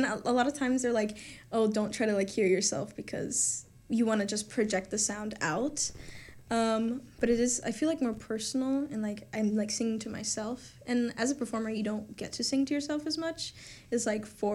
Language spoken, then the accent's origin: English; Orlando, Florida, United States; now in DeLand, United States; I'm from Orlando